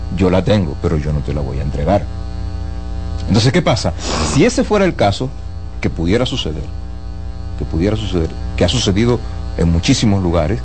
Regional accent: Dominican Republic

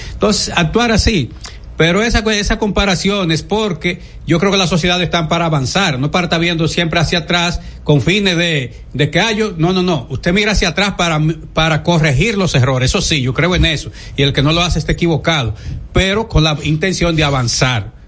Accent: Dominican Republic; como ciudadano dominicano y como periodista

